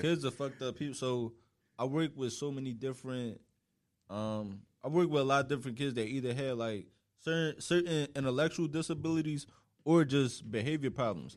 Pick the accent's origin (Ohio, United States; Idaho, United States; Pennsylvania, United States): Pennsylvania, United States; Philadelphia; moved away as an adult; now in New York, United States; I've literally just been West Philly my whole life